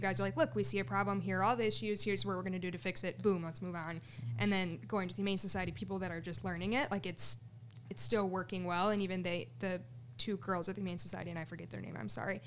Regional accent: Romeo, Michigan, United States; also born or lived in Shelby Township, Michigan; I'm from Romeo, Michigan, which is the Metro Detroit area.

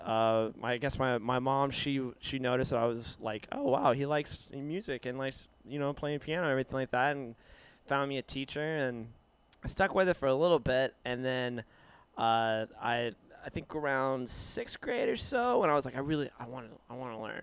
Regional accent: Wilmore, Kentucky, United States; moved away; I grew up in Wilmore, Kentucky

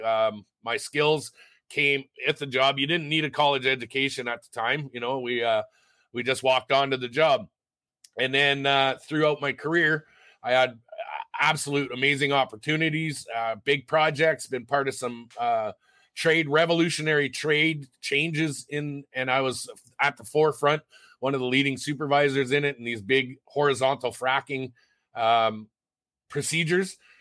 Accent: Sault Ste. Marie, Ontario, Canada; moved away as an adult; now in Red Deer, Canada; I was born in Sault Ste. Marie, Ontario. I moved out to Alberta when I was 18

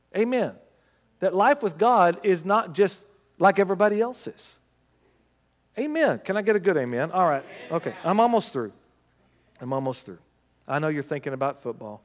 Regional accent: United States; As an American

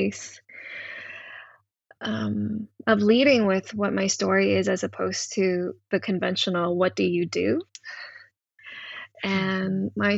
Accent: Hong Kong; now in Canada; growing up in Hong Kong in, you know, Cantonese queer body

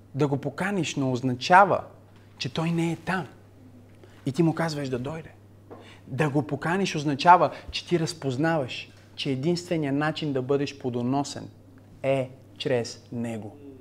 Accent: Bulgaria; сме българи

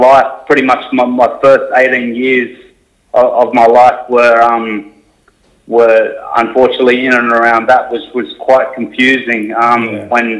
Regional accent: Sydney, New South Wales, Australia; moved away; I grew up southwest of Sydney in a place called Mount Pritchard. It's out near Liverpool

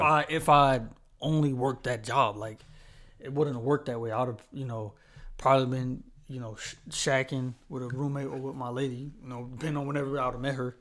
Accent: Charlotte, North Carolina, United States; originally I'm from Charlotte

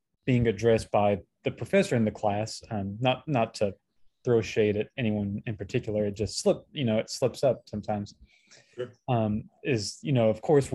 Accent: Texas, United States; I grew up in Texas

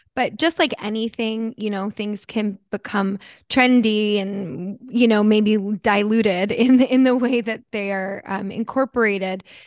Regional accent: New Jersey, United States; growing up in Jersey

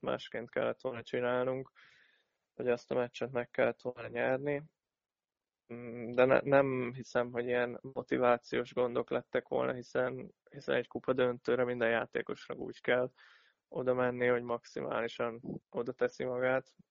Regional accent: Szombathely, Vas, Hungary; itt nőttem fel

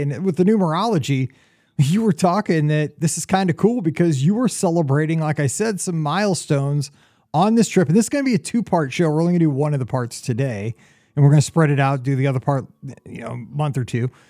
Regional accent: Missouri, United States; I'm from Missouri

